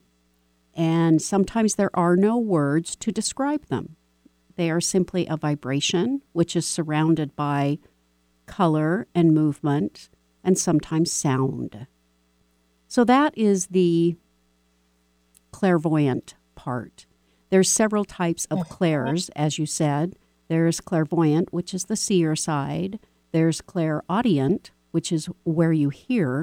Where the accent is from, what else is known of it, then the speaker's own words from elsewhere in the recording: Texas, United States; I was born in Texas